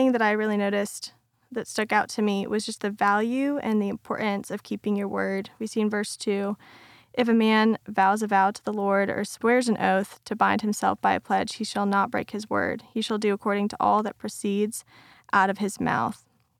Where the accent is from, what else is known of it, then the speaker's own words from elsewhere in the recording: Tucson, Arizona, United States; I grew up in Tucson, Arizona. And so, being Christian was definitely not the normal thing.